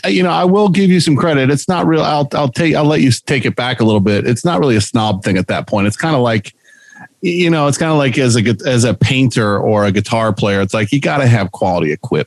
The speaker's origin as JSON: {"language": "English", "town": "Hornell", "region": "New York", "country": "United States", "tie": "born or raised there", "said": "I grew up in Hornell, New York, which is an hour south of Rochester."}